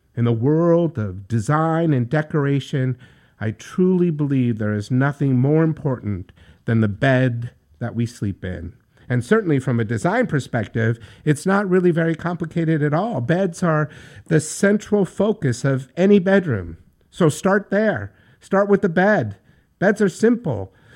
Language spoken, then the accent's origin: English; New York, United States; Being a New Yorker from the city that never sleeps